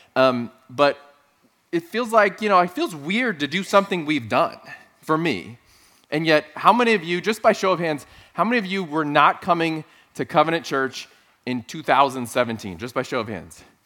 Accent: South Texas, United States; moved away; Growing up in South Texas

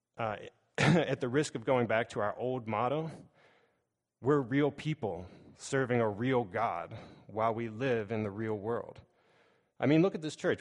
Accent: Pittsburgh, Pennsylvania, United States; I grew up in Pittsburgh

